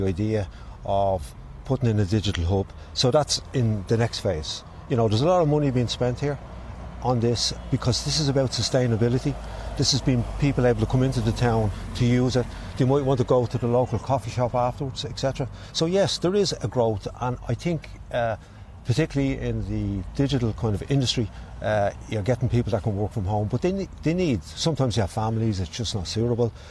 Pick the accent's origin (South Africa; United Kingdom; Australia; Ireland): Ireland; Dublin, Leinster; moved away as an adult; I'm originally from Dublin, which you can probably guess, but I'm here 30-odd years.